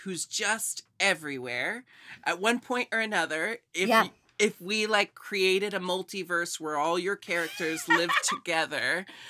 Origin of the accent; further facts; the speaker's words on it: Portland, Oregon, United States; also born or lived in Seattle; I live in Portland. I was born and raised in Portland. Recently moved back. And then I also studied and lived in Seattle for a long time.